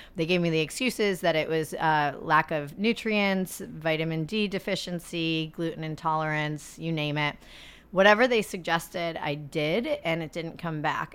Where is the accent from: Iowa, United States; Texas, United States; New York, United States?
New York, United States; Adirondack Mountains; I grew up in the Adirondack Mountains